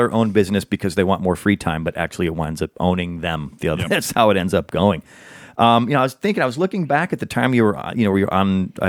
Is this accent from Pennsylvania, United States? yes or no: no; Chicago, Illinois, United States; I am a Chicagoan.